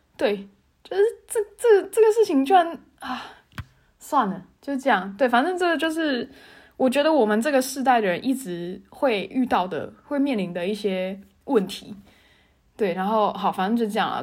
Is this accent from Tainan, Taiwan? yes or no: yes; Tainan, Taiwan; moved away as an adult; also born or lived in Taipei; 我是台南人嘛，然后我高中毕业之后，我考上台北学校，所以我在台北念大学